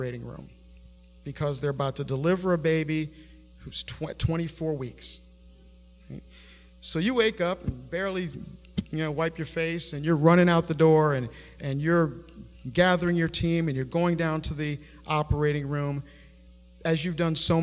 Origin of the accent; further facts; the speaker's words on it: Buffalo, New York, United States; I grew up in Buffalo, New York